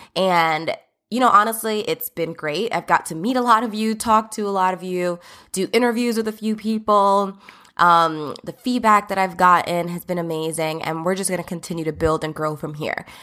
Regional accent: Old Bridge, New Jersey, United States; also born or lived in Brooklyn, New York; I did grow up from the age of six in New Jersey, in Old Bridge, New Jersey, to be specific.

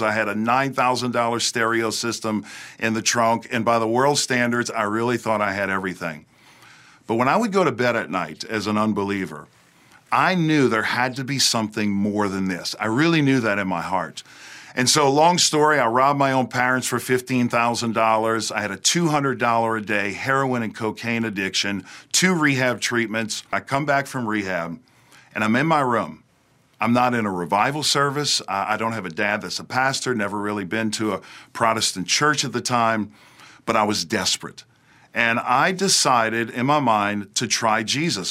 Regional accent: outside New Orleans, South Louisiana, United States; now in Hendersonville, United States; I was raised in South Louisiana, right outside of New Orleans

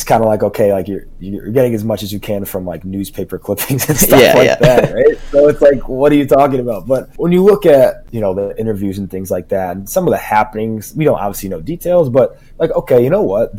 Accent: Chicago, Illinois, United States; I grew up in Chicago, unfortunately.

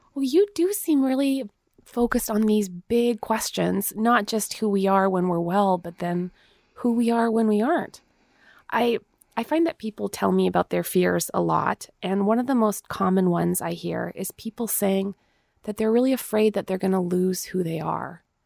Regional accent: Manitoba, Canada; I'm from Mennonite world in the plains of Manitoba.

